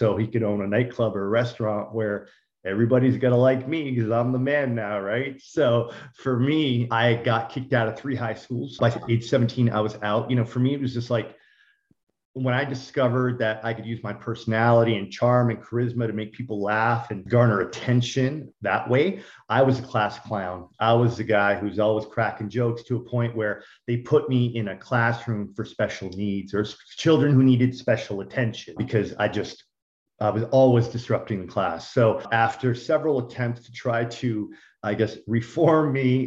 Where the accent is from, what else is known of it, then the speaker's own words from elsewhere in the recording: Toronto, Ontario, Canada; also born or lived in Miami; growing up in Scarborough